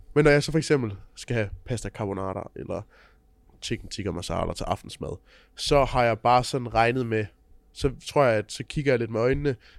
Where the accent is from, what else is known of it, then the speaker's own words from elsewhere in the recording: Funen, Southern Denmark, Denmark; jeg kommer fra Fyn